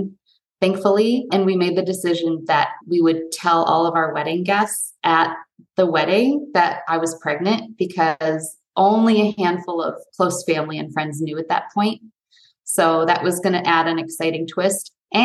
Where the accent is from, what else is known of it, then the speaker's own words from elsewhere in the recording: Detroit, Michigan, United States; moved away; also born or lived in New York / California; I grew up outside of Detroit